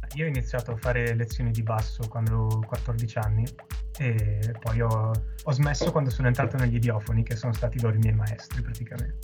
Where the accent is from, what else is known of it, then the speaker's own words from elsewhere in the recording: Monza, Lombardy, Italy; dato che siamo di Monza